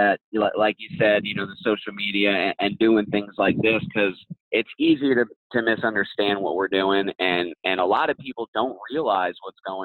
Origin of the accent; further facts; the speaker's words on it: Lake Okeechobee area, Florida, United States; I'm in Indian Town, which is off a little bit to the east of Lake Okeechobee. So I'm kind of right there, I guess, at the start of the Everglades. So I've kind of grew up hunting Lake Okeechobee area